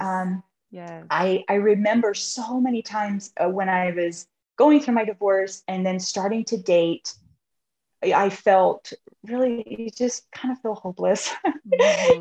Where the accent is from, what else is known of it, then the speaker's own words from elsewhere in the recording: South Carolina, United States; moved away as an adult; now in Maryland, United States; I'm originally from South Carolina, but I'm currently living in Maryland.